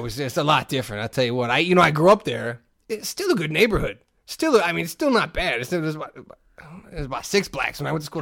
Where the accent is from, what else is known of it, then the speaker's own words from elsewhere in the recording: Hammond, Indiana, United States; I grew up in Hessville, in, in, in Hessville on Kennedy